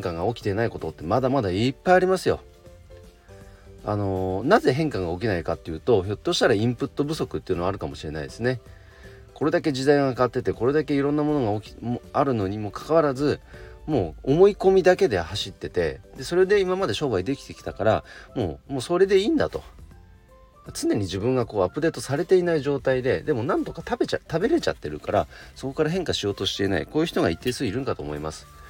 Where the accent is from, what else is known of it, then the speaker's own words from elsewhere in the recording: Nagano, Japan; 僕の地元長野県